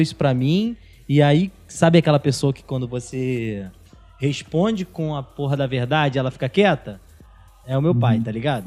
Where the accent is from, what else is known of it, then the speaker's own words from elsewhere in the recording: São Gonçalo, Rio de Janeiro, Brazil; eu sou de São Gonçalo e trabalho